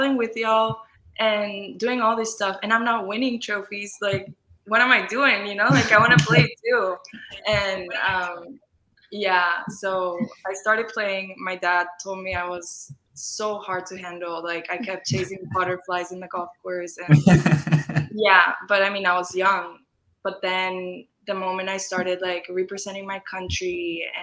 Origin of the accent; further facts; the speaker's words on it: Mexico; moved away as an adult; now in San Antonio, United States; So I grew up in Mexico. And there was really no high school golf there.